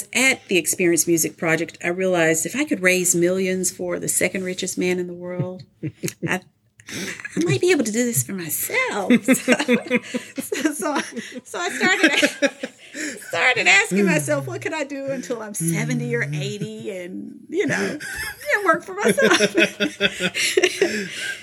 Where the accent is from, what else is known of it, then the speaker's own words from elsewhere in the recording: Nashville, Tennessee, United States; moved away as an adult; also born or lived in Los Angeles, California; I'm originally from Nashville, Tennessee, and after graduating from MTSU, I moved to Los Angeles, California to pursue my dreams